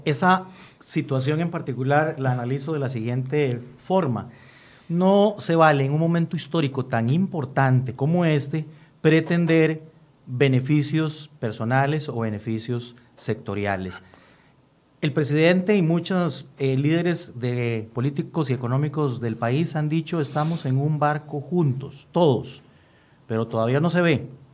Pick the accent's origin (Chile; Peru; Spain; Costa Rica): Costa Rica; como costarricenses